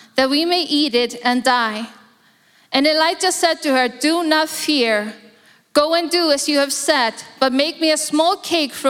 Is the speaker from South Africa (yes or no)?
no; Iceland; now in Singapore; I'm born in Iceland, born and raised in Iceland